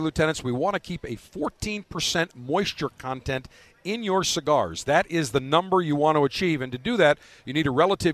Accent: Buffalo, New York, United States; now in Florida, United States; Growing up in Buffalo

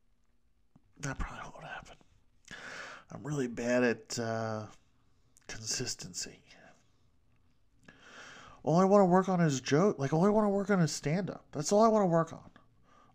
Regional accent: New York, United States; accent: New York; I'm from New York

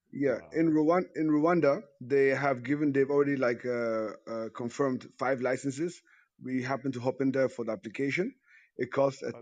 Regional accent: Ghana; I'm Ghanaian also

